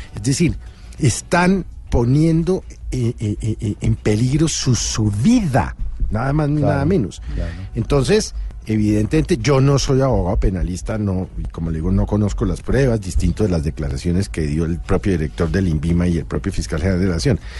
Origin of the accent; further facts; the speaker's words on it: Colombia; como ciudadano, como colombiano